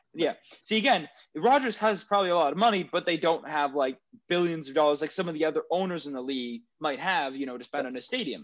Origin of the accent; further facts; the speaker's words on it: Canada; as Canadian taxpayers